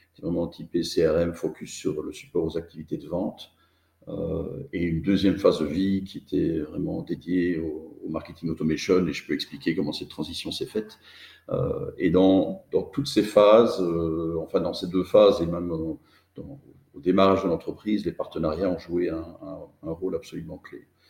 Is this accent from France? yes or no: no; Belgium; je suis belge